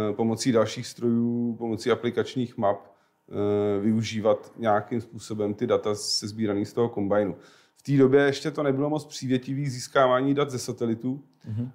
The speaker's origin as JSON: {"language": "Czech", "region": "Prague", "country": "Czechia", "tie": "born or raised there", "said": "Já jsem rodilej Pražák."}